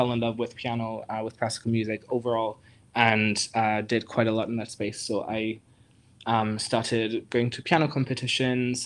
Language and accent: English; Germany; I grew up in Germany. So my parents are Greek originally, but I was born in Germany and grew up there.